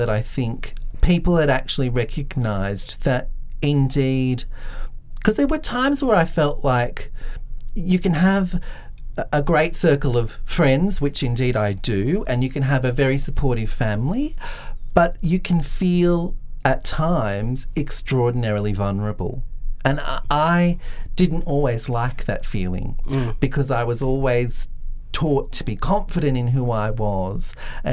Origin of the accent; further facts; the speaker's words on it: Grafton, New South Wales, Australia; now in Canberra, Australia; I grew up in Grafton. I spent most of my life in Grafton.